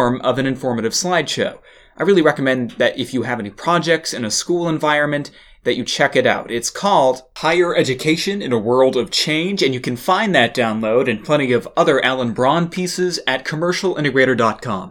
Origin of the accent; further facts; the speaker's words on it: Massachusetts, United States; my home state of Massachusetts